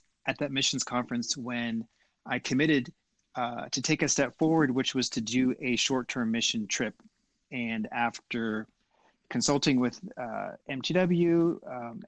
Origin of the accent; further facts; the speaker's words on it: Cincinnati, Ohio, United States; moved away as an adult; now in Japan; My dad worked for Procter & Gamble, one of the reasons why I grew up in Cincinnati.